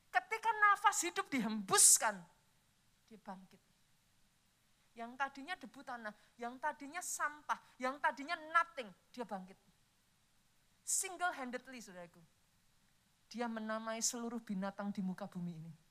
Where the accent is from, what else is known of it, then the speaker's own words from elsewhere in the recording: Java, Indonesia; Saya orang Jawa, saudara.